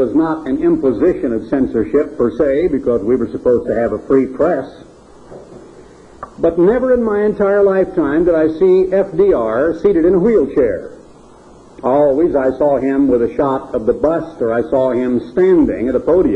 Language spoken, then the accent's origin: English; Oregon, United States; I was born in Oregon. I grew up in Oregon